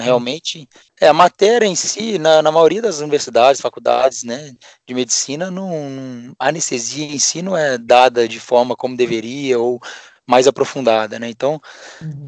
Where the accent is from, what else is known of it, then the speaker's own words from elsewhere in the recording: Juiz de Fora, Minas Gerais, Brazil; moved away as an adult; now in Ribeirão Preto, Brazil; eu sou mineiro, de hoje de Fora, é, nascido e fiz faculdade lá, minha família toda de ah, lá mesmo.